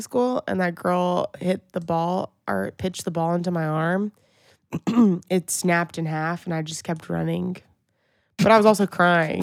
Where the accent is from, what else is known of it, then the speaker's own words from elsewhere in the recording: Pineville, Louisiana, United States; we grew up in Pineville, Louisiana